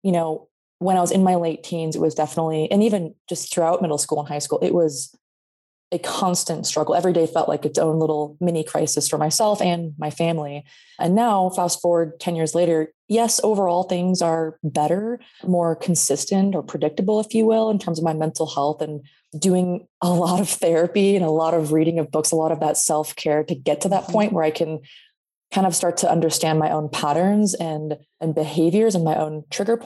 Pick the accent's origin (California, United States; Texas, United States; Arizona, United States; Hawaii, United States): California, United States; Sacramento; born and raised in Sacramento, California